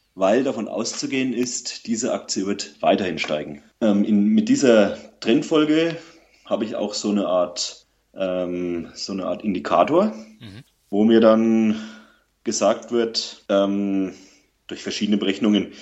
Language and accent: German; Lower Franconia, Bavaria, Germany; Ich komme aus Unterfranken.